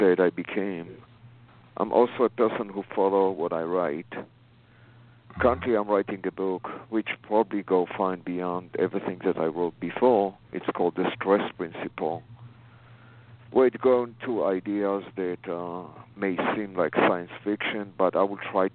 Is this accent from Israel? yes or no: yes; Israel; moved away as an adult; now in United States; I was born in Israel. I came here in the 80s. After the army